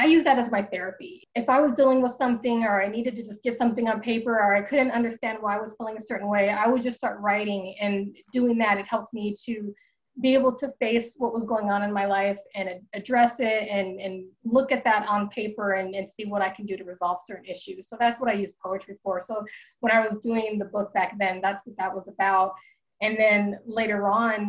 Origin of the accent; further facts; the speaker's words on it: Denver, Colorado, United States; also born or lived in Wichita, Kansas; when I was born in Wichita, Kansas, and then my mother needed to leave a marriage that wasn't working. And so we moved here to Denver, Colorado, where I am now. And we moved in with her parents